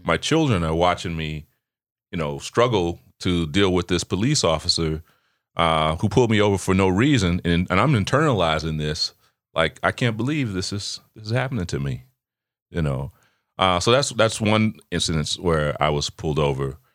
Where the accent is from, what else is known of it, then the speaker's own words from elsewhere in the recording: Chicago, Illinois, United States; I grew up in Chicago